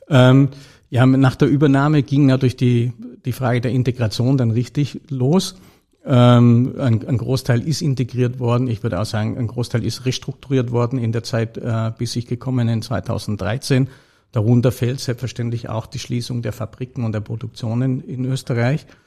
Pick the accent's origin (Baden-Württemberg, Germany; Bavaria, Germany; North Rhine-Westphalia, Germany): Baden-Württemberg, Germany; Tübingen; born there; also born or lived in Freiburg / Wales; Ich bin äh, deutscher, gebürtiger Tübinger Schwabe, also ähm, habe äh, studiert Jus, also Rechtswissenschaften in Tübingen und Freiburg